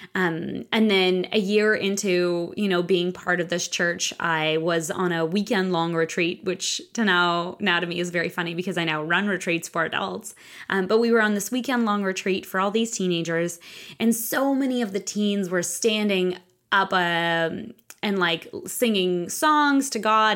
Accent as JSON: {"language": "English", "region": "Moscow", "country": "Russia", "tie": "born or raised there", "moved": "yes", "said": "I grew up in Russia, in Moscow"}